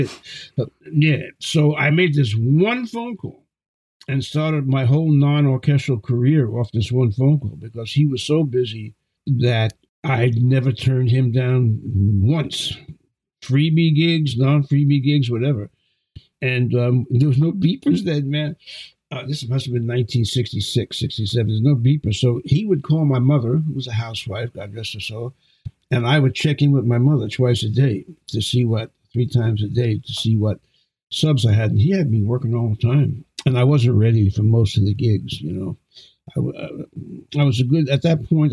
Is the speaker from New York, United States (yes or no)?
yes; New York City, New York, United States; I grew up in Brooklyn, New York, in Flatbush. I was born in Brownsville, East New York.